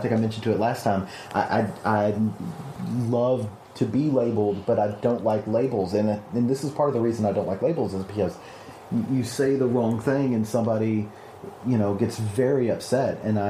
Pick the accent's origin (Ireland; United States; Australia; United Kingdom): United States; the South; I am from the South, and we don't put collars on many things that aren't dogs.